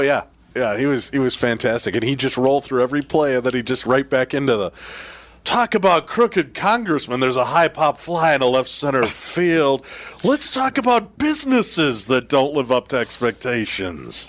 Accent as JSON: {"language": "English", "town": "Chicago", "region": "Illinois", "country": "United States", "tie": "born or raised there", "said": "I grew up in Chicago"}